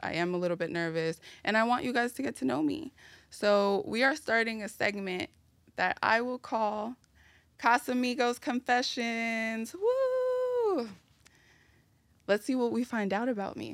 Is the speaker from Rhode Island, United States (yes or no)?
no; New York City, New York, United States; also born or lived in Brooklyn, New York; I was raised in the Bronx, New York, in an area called Marble Hill, and I was also partially raised in Brooklyn, in an area called Mill Basin